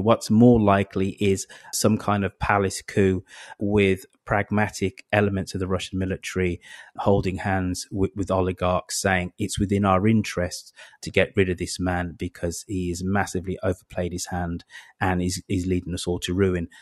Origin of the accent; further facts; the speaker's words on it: United Kingdom; I'm British and European